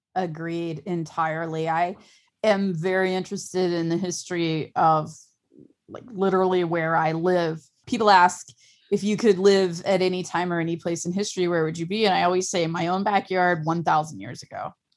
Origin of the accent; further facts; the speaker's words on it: Ohio, United States; I'm from Ohio and I don't live near any large or earthworks